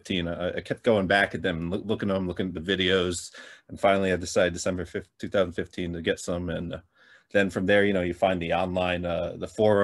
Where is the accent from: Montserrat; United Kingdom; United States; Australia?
United States; New Jersey; I'm from New Jersey